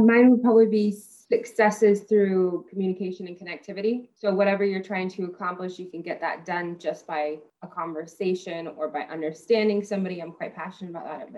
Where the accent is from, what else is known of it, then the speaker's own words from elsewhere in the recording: Texas, United States; I'm from Texas